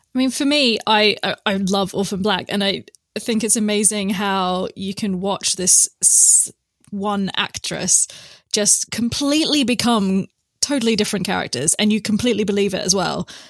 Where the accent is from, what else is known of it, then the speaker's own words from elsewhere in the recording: Perth, Western Australia, Australia; now in Oxford, United Kingdom; I'm from Perth, Western Australia